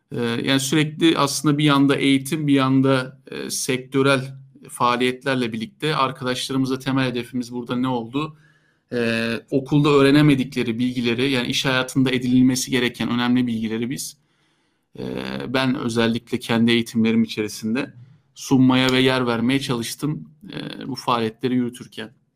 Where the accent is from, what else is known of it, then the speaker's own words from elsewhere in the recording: Istanbul, Turkey; ben e, İstanbul doğumluyum. Ee, doğma büyüme İstanbul'daydım